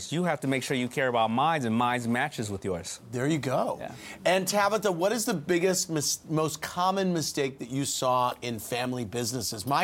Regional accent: Bloomington, Illinois, United States; I'm from Bloomington Normal, Illinois.

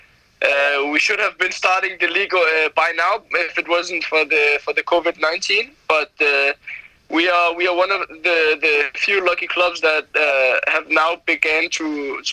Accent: Copenhagen, Capital Region of Denmark, Denmark; I grew up. I grew up in like inside of Copenhagen.

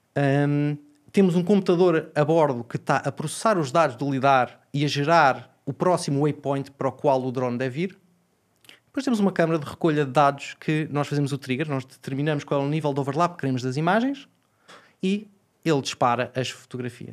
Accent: Portugal; como português

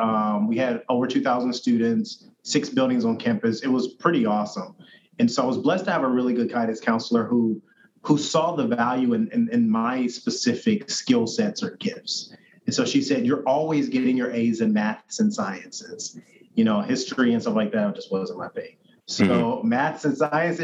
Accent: Indiana, United States; I grew up in Indiana, mostly

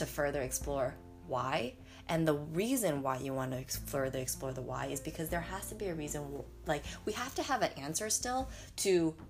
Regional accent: United States; we as Asian American ABCs

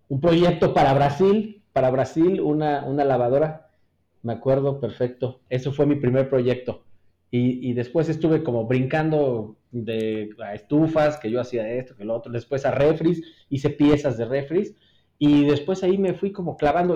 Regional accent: Mexico City, Mexico; moved away as an adult; now in Querétaro, Mexico; yo nací en la Ciudad de México y este, allá estudié en la Universidad Iberoamericana

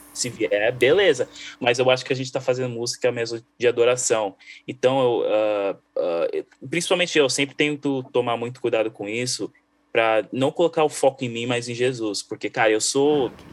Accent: Brazil; first language Portuguese; moved away; eu sou brasileiro

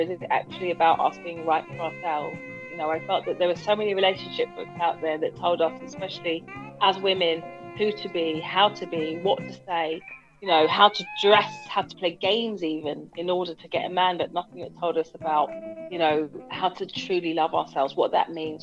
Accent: Hounslow, London, United Kingdom; moved away as an adult; also born or lived in Hammersmith; now in South East London, United Kingdom; I was born in Hammersmith. I grew up in Hounslow.

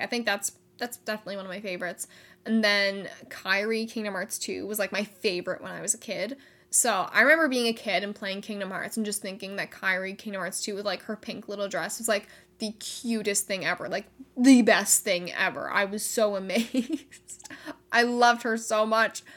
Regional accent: Canada; I am Canadian

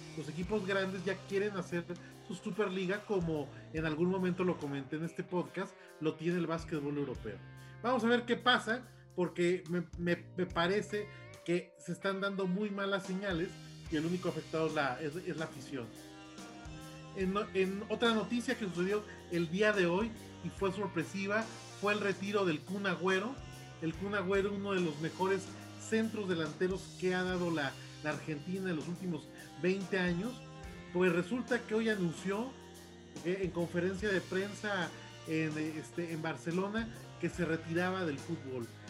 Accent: Mexico

